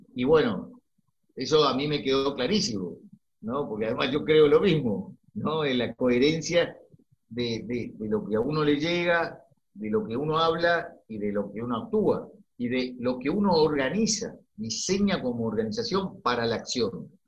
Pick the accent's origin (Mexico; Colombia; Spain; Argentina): Argentina; yo como argentino